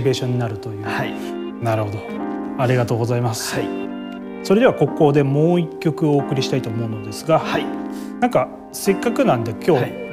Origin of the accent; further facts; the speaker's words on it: Miyazaki, Japan; 宮崎市出身